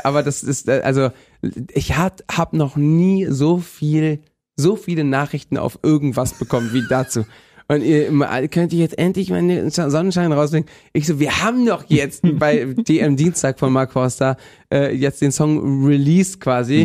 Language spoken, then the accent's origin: German; Bendinat, Balearic Islands, Spain; moved away; Ich komme ja aus Bendinat